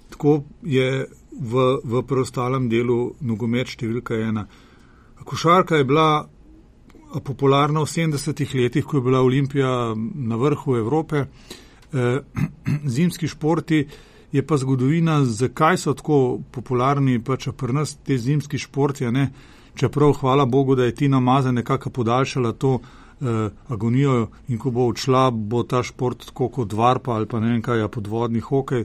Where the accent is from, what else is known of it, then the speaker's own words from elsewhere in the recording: Slovenia; Slovenci smo